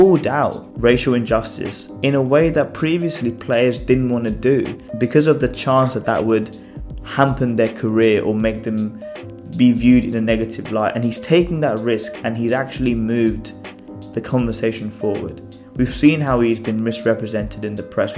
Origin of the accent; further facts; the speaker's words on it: England, United Kingdom; I was raised in England.